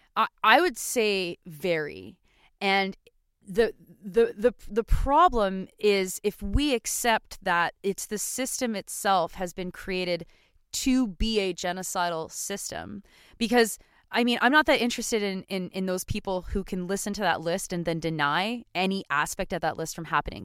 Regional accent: Canada; we as Canadian citizens

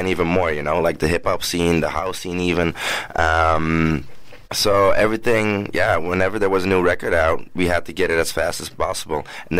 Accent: Antwerp, Flanders, Belgium; I grew up in Antwerp. Pretty much all my roots are there. My father is from the Congo.

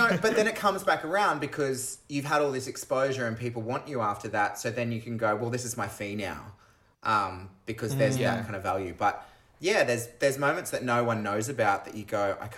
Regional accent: Townsville, Queensland, Australia; I grew up in Townsville, so up in North Queensland

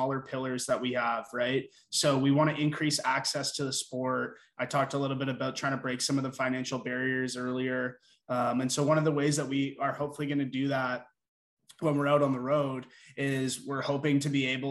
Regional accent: Burlington, Ontario, Canada; now in Toronto, Canada; we're all from Burlington, and Jens and I went to high school together

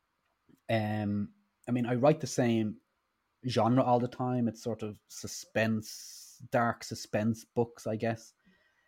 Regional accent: Ireland; now in United Kingdom; I'm Irish, but I'm based in the UK.

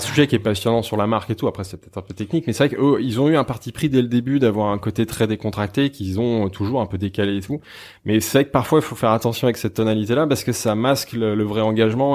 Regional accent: Savoy, Auvergne-Rhône-Alpes, France; now in Paris, France; je suis savoyard, donc ça, c'est un fil mmh. conducteur, c'est assez important. Je suis issu d'une région avec une identité forte que j'adore quand j'ai quitté cette région pour arriver à Paris

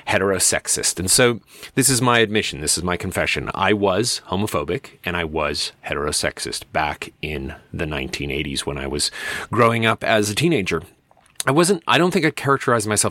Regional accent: Medicine Hat, Alberta, Canada; my hometown is largely conservative. It remains largely conservative in terms of its voting tendencies. And it's not a secret. It's called Medicine Hat. It's a very conservative little corner here in Alberta.

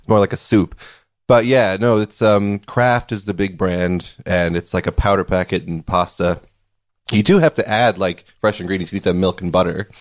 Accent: Wisconsin, United States; we have this Danish thing in my hometown called Kringle

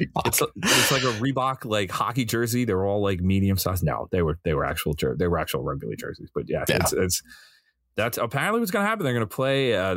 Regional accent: Massachusetts, United States; I'm from Massachusetts.

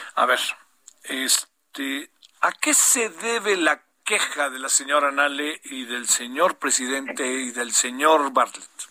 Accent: Mexico City, Mexico; yo estaba ahí con mis cuates de la colonia Nochebuena

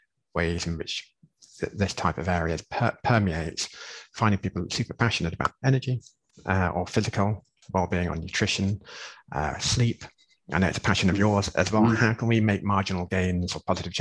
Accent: England, United Kingdom; moved away; I'm being English

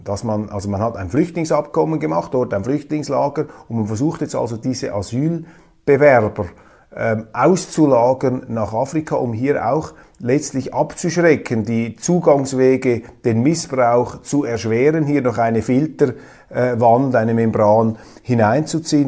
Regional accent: Switzerland; wir Schweizer

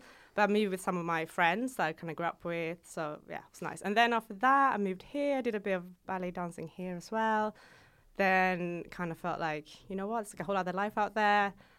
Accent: Gothenburg, Västra Götaland, Sweden; now in London, United Kingdom; So I grew up in Gothenburg.

